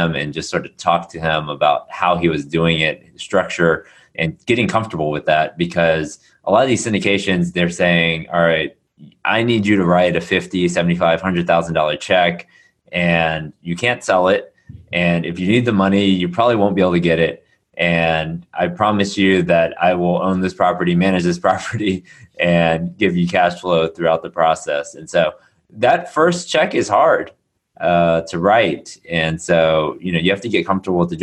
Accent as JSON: {"language": "English", "town": "Houston", "region": "Texas", "country": "United States", "tie": "born or raised there", "also_born_or_lived": "Austin, Texas", "lives_now": "Dallas, United States", "said": "I was born and raised in Houston, Texas, went to school in Austin"}